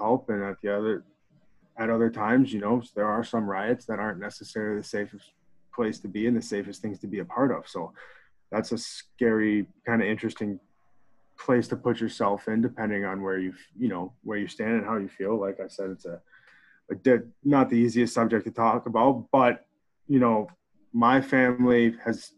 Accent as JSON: {"language": "English", "town": "Plymouth", "region": "Minnesota", "country": "United States", "tie": "born or raised there", "moved": "as an adult", "said": "from Plymouth, Minnesota. I grew up in Minnesota, got fortunate enough to play high school hockey in Minnesota"}